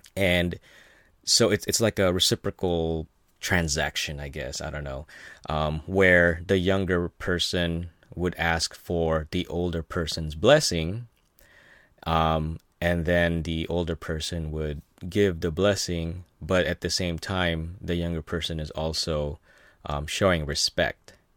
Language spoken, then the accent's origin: English; Philippines; now in United States; I was born in the Philippines